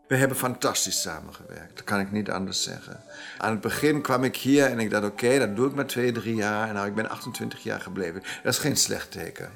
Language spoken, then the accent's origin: Dutch; Germany; Dutch is a second language; moved away as an adult; now in Amsterdam, Netherlands; ik ben wel Duitser